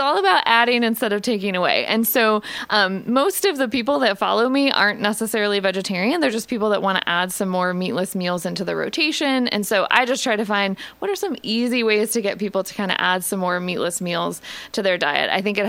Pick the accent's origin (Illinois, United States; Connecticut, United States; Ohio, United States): Ohio, United States; Columbus; moved away as an adult; now in Richmond, United States; I am originally from Columbus, Ohio. Ooh. I grew up in Ohio. I was a Buckeye. And then after college, I moved to Richmond in 2010.